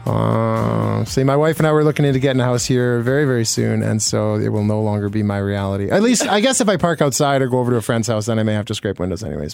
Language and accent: English; Manitoba, Canada; I grew up in Manitoba